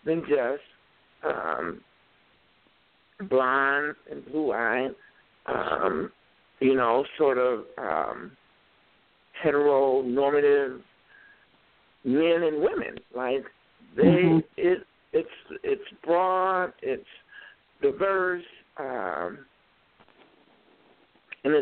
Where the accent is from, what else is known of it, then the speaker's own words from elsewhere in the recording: Chicago, Illinois, United States; moved away as an adult; now in Minneapolis, United States; I grew up in Chicago